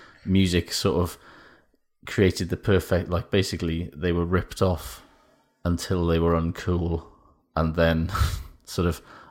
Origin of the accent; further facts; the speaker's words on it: United Kingdom; Is about the Boys to Men effect, which is something that as a British person I was not really aware of at all